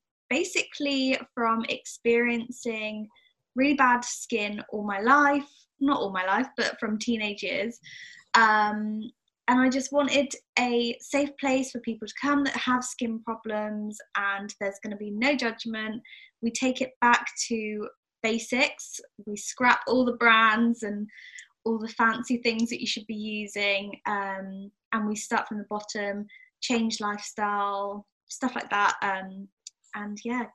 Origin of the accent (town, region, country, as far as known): South West England, United Kingdom